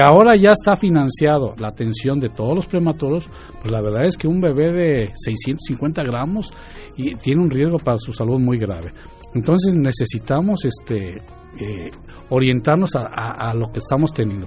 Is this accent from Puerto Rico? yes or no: no; Mexico City, Mexico; moved away as an adult; also born or lived in Guadalajara; now in Querétaro, Mexico; yo soy de Ciudad de México y estudié en la Universidad Nacional Autónoma de México